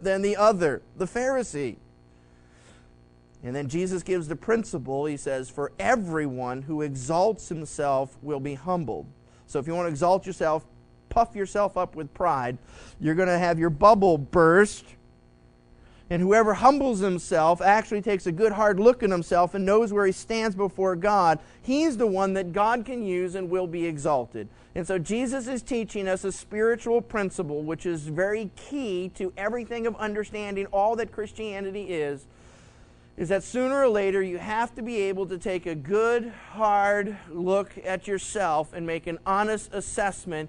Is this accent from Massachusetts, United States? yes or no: yes; Massachusetts, United States; when I grew up in Massachusetts